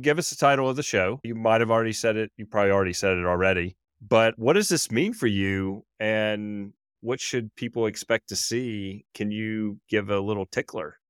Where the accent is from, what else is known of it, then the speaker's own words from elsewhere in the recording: Louisiana, United States; now in Jackson Hole, United States; I grew up in Louisiana.